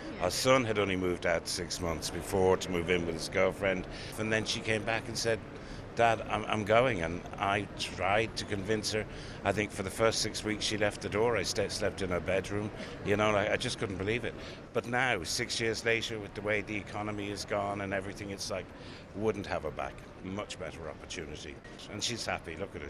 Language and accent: English; Ireland; parents were Irish, met in England, came back to Ireland, then went back. And I suppose we're used to that as an Irish thing.